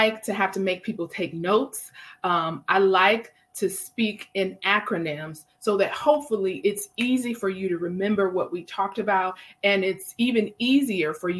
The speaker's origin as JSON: {"language": "English", "town": "Milwaukee", "region": "Wisconsin", "country": "United States", "tie": "born or raised there", "said": "I have my girls from Milwaukee, my hometown"}